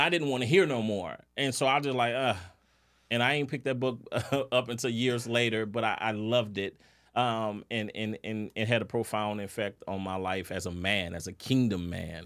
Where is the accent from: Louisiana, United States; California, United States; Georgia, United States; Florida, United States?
Louisiana, United States; New Orleans; I'm, I'm from New Orleans